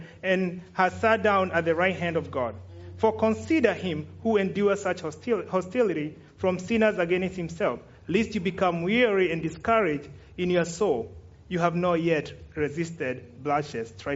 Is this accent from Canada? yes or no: no; Kenya; I'm Kenyan